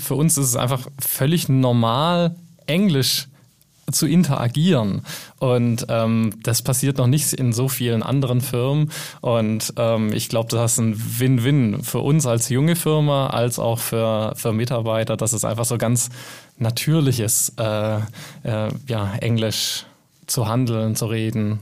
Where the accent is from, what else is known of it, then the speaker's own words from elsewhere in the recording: Germany; first language German; wir sind alle Deutsche hier